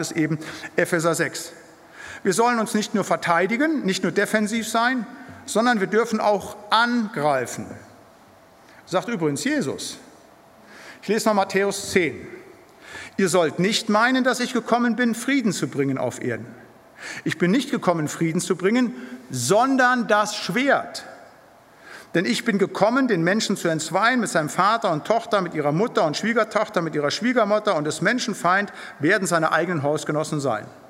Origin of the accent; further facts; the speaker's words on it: Siegerland, North Rhine-Westphalia, Germany; moved away; Da, wo ich herkomme, aus dem Siegerland, in den Gemeinschaftskreisen